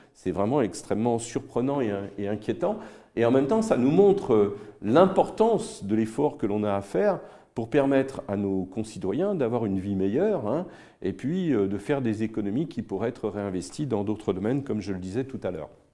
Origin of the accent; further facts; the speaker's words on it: France; quand on est français